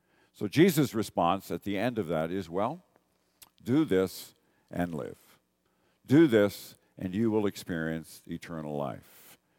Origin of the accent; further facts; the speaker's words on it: Northern Ireland, United Kingdom; now in Canada; Even though most Canadians are immigrants from somewhere, I'm an immigrant from Northern Ireland